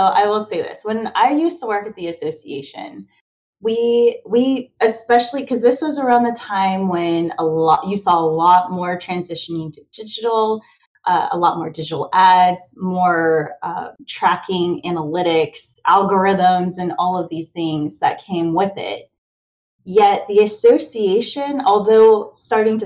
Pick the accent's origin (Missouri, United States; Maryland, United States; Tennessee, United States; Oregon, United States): Missouri, United States; Kansas City; moved away as an adult; now in near Baltimore, United States; I was originally from the Missouri area, Kansas City